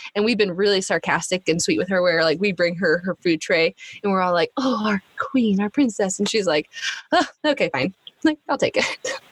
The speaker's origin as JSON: {"language": "English", "region": "Alaska", "country": "United States", "moved": "yes", "said": "we're from Alaska."}